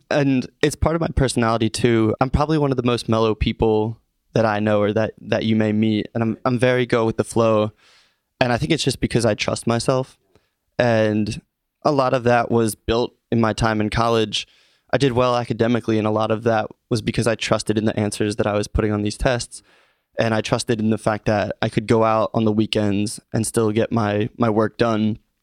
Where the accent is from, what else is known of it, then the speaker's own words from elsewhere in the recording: Norristown, Pennsylvania, United States; I'm from Norristown originally. So, growing up a Philly sports fan